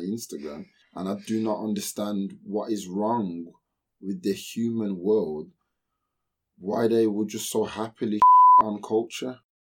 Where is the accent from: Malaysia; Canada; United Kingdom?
United Kingdom; I am British